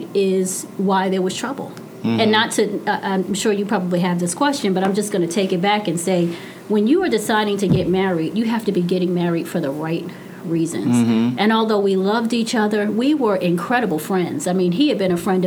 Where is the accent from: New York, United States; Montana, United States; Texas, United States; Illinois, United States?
New York, United States; New York City; I come from Brooklyn. I'm the first to go to college